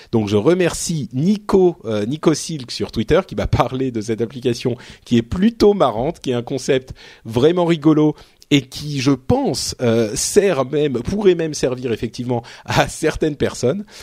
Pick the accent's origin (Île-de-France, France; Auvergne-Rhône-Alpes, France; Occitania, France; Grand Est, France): Île-de-France, France; Paris; je suis Parisien